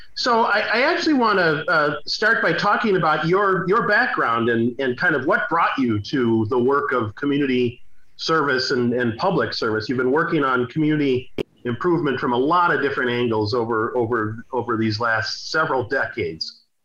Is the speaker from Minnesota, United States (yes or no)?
yes; St. Paul, Minnesota, United States; I grew up in the Rondo and and Frogtown neighborhoods